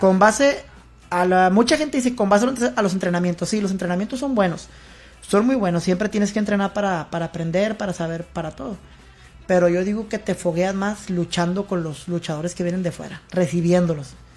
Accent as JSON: {"language": "Spanish", "town": "Nuevo Laredo", "region": "Tamaulipas", "country": "Mexico", "said": "yo soy de aquí de Nuevo Laredo"}